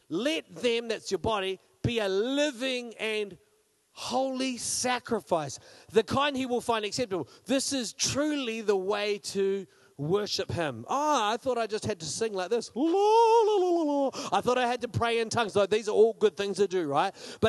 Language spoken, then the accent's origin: English; Australia; accent: New Zealand; I grew up, just some of my growing up in Australia, but I was always a New Zealander. Like, we had New Zealand stickers on everything, and people mocked us for our accents, even though I didn't learn to talk in New Zealand. I learned to talk in Australia